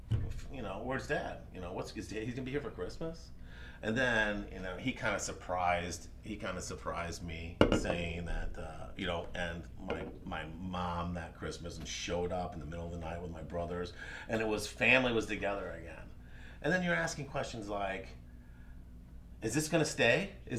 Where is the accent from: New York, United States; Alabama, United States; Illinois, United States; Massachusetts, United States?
Alabama, United States; Birmingham; born there; also born or lived in Georgia; And then I was born in Birmingham, Alabama, spent 5 years there. And then my father was transferred to Georgia, where we spent 2 years there.